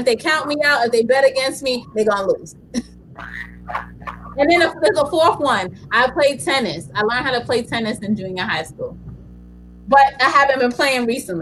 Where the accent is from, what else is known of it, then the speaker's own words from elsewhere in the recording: New York City, New York, United States; I grew up in the Bronx.